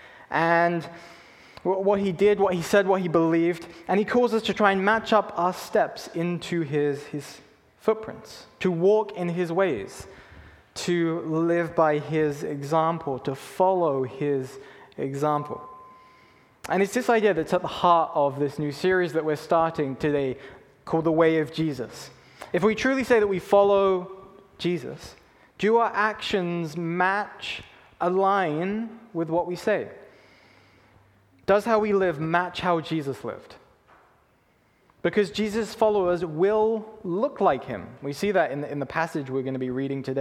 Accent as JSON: {"language": "English", "region": "England", "country": "United Kingdom", "tie": "born or raised there", "moved": "yes", "lives_now": "Canada", "said": "When I was younger, I grew up in England"}